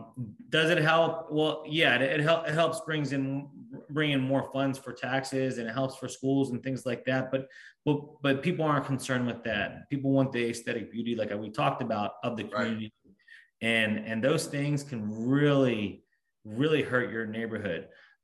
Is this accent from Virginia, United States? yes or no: yes; Centreville, Virginia, United States; moved away as an adult; now in Willowsford, Virginia, United States; I grew up in Centerville. I'm a Fairfax County guy for sure.